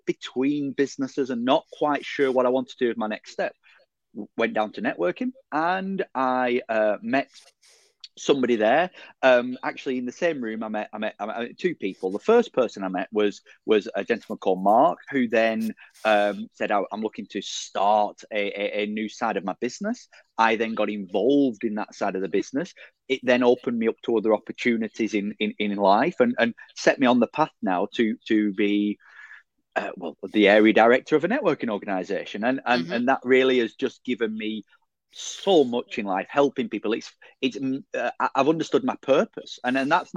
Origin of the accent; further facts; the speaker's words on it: Burnley, North West England, United Kingdom; Born in the Edith Watson Ward of Burnley General in 1983.